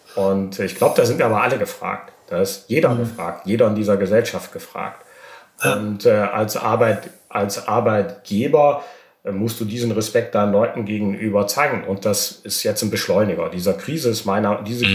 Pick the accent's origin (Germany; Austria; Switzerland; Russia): Germany; als Deutscher